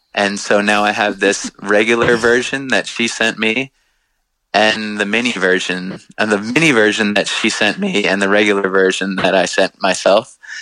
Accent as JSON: {"language": "English", "area": "Long Island", "region": "New York", "country": "United States", "tie": "born or raised there", "said": "we grew up on Long Island"}